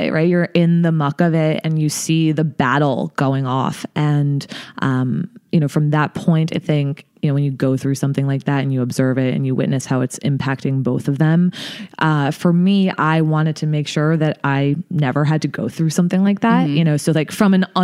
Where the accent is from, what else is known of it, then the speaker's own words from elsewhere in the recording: New Jersey, United States; I'm from New Jersey originally. Grew up there